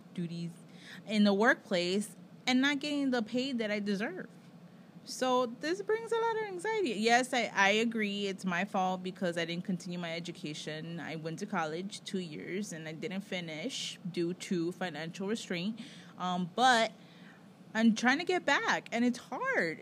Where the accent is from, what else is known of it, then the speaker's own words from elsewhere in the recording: United States; I'm American.